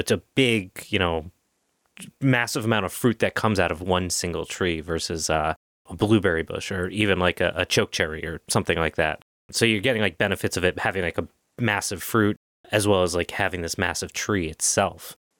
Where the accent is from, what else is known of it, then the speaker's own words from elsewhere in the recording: New England, United States; I'm from New England, but I did spend a little bit of time in the South and I did see them occasionally, but I also, my family's from Italy